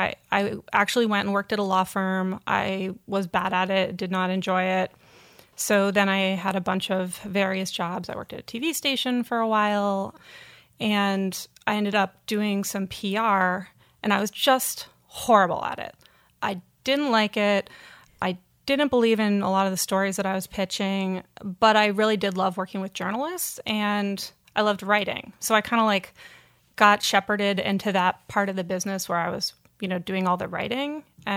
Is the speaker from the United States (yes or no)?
yes; Townshend, Vermont, United States; I grew up in Vermont, actually, in a little town called Townsend.